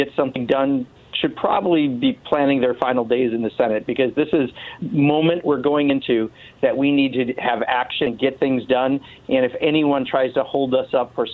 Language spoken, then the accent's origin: English; Kenosha, Wisconsin, United States; Kenosha, Wisconsin, which happens to be my hometown